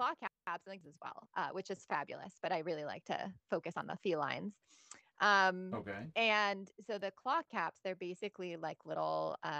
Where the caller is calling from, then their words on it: Indianapolis, Indiana, United States; I am in lovely, cozy Indianapolis, Indiana.